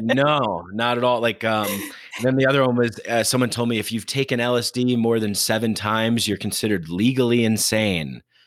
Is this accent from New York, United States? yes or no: yes; near Bergen County border, New York, United States; I grew up right on the border of, uh, like, Bergen County